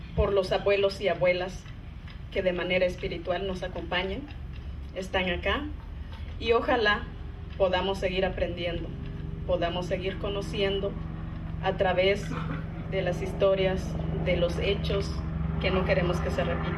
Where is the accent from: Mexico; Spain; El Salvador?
El Salvador; nosotros como salvadoreños